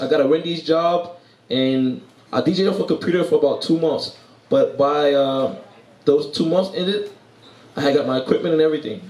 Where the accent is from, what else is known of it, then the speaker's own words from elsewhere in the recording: New York City, New York, United States; moved away as an adult; I am from New York, Brooklyn, New York, to be exact.